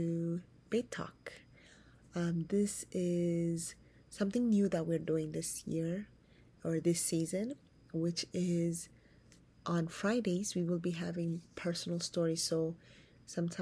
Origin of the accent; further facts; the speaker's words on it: New York City, New York, United States; also born or lived in Addis Ababa, Ethiopia; I am Ethiopian by birth. I came to the States before I was a teenager, and I grew up in New York